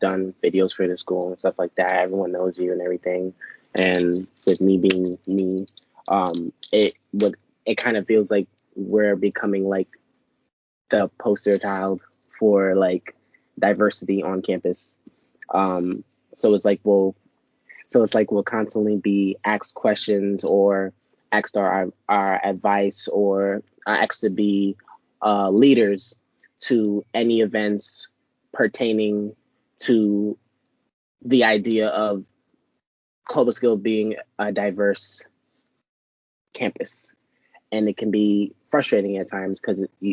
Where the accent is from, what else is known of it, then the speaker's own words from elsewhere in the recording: New York City, New York, United States; I'm from Brooklyn, so I'm going to say certain words certain ways